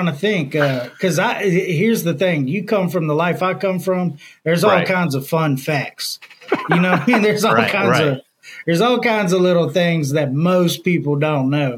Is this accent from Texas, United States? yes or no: yes; Houston, Texas, United States; now in Louisiana, United States; I was born and raised in Houston, Texas